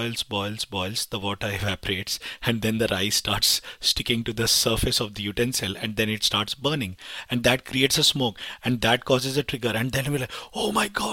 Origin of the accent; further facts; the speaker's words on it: India; moved away; I'm from India